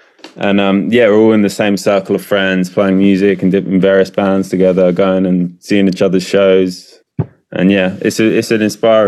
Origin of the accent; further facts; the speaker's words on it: Romford, London, United Kingdom; moved away as an adult; now in Brighton, United Kingdom; I grew up in Romford in Essex, and there wasn't really much of a music scene at all there either. So yeah, moving down to Brighton